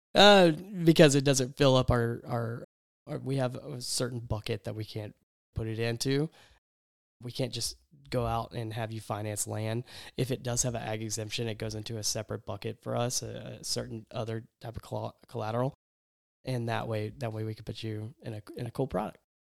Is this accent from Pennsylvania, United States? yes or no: no; East Texas, United States; when I was growing up in East Texas